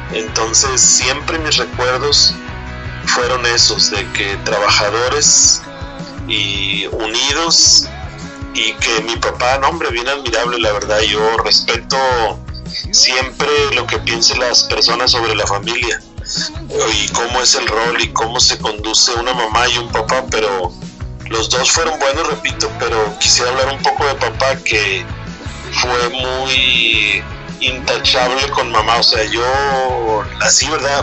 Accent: Monterrey, Nuevo León, Mexico; son las colonias antiguas de Monterrey. Ahí nací, crecí yo

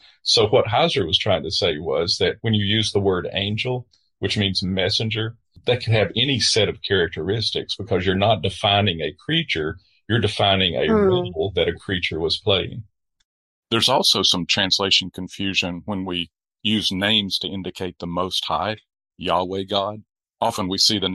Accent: the American South, United States; I'm a Southerner

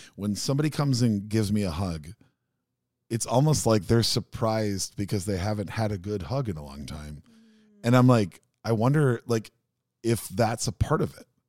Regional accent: Minneapolis, Minnesota, United States; a really, really painfully shy kid growing up in South Minneapolis

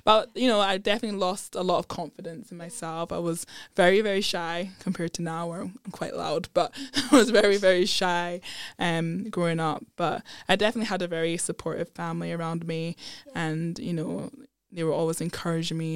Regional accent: Edinburgh, Scotland, United Kingdom; also born or lived in London; I grew up in Edinburgh. I was born in London, but thankfully my parents moved up to Edinburgh when I was two.

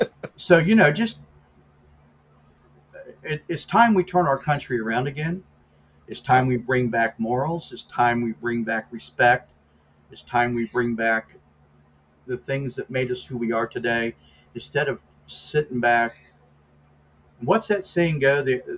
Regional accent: United States; I used to, but not anymore, because I'm an American.

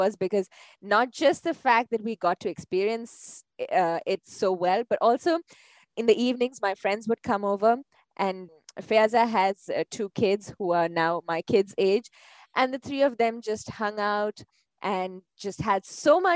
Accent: Dubai, United Arab Emirates; I grew up in Dubai.

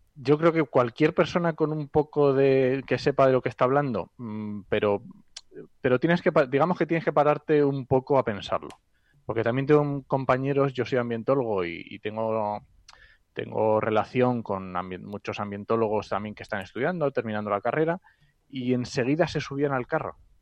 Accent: Asturias, Spain; soy asturiano

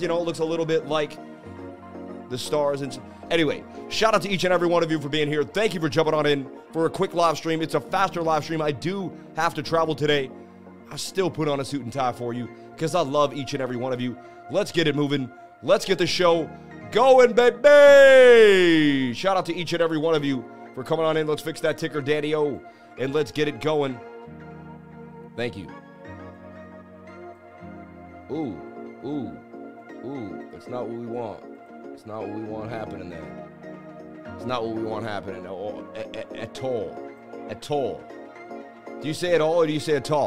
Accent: Boston, Massachusetts, United States; I grew up in Boston, Mass., going up the Freedom Trail

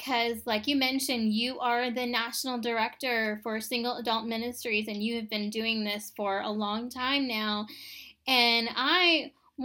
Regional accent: Tucson, Arizona, United States; I was born and raised in Tucson, Arizona

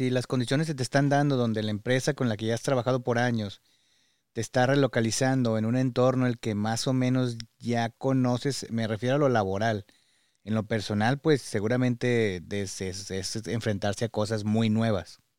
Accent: Mexico; sobre todo creo que como mexicanos idealizamos este tipo de oportunidades de ir al primer mundo

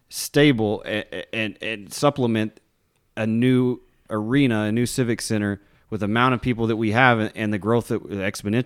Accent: Amarillo, Texas, United States; And I'm from Amarillo.

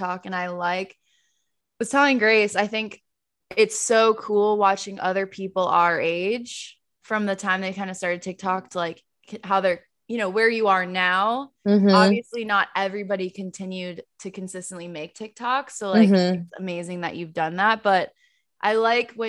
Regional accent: Naples, Florida, United States; moved away as an adult; also born or lived in Charleston, South Carolina; now in Madison, Wisconsin, United States; I'm from Naples. We grew up in the same town, went to the same college, but then didn't really meet until we got jobs together in our hometown after college

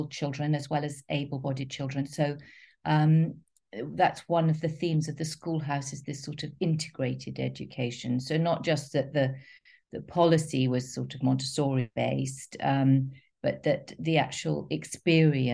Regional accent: London, United Kingdom; I grew up in North London and East London

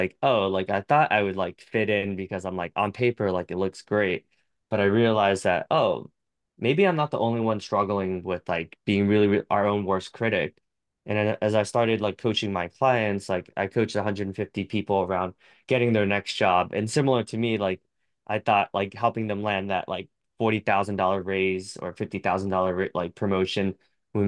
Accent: United States; I'm very American

